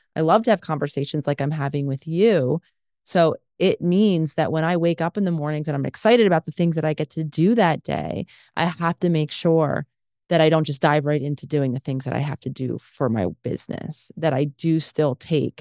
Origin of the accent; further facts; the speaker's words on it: Philadelphia, Pennsylvania, United States; moved away; hometown in Philadelphia